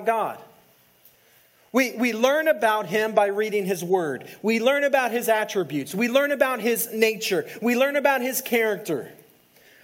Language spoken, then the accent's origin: English; El Paso, Texas, United States; I grew up in El Paso